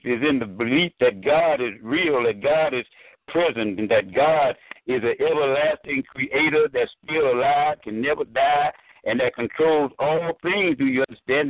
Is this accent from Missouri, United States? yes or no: yes; St. Louis, Missouri, United States; moved away as an adult; I was born and raised in St. Louis, Missouri